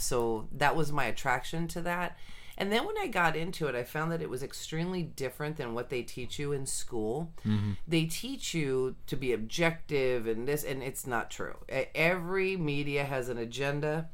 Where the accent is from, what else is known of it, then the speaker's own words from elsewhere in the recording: Sunnyvale, California, United States; I was actually born and raised in Sunnyvale, California